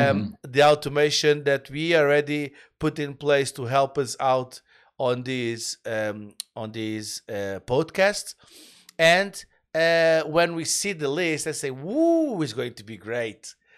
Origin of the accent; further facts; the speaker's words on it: Canada; We are, as a Canadian, we apologize in advance.